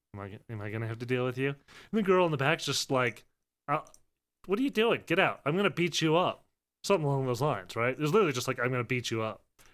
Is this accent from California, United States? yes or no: no; Chicago, Illinois, United States; I'm from Chicago